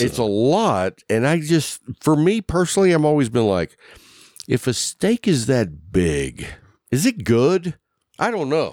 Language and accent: English; Lubbock, Texas, United States; also born or lived in Sweetwater, Texas / Abilene, Texas; I grew up in Lubbock